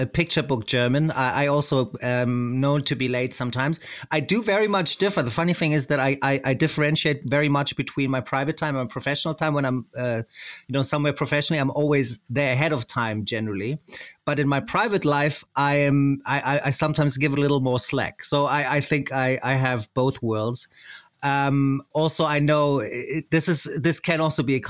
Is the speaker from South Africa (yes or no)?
yes; South Africa; I grew up in Africa, in South Africa to be exact, actually